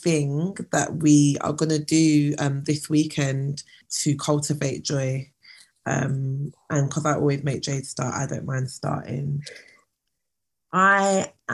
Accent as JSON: {"language": "English", "region": "London", "country": "United Kingdom", "tie": "born or raised there", "said": "as a black Londoner"}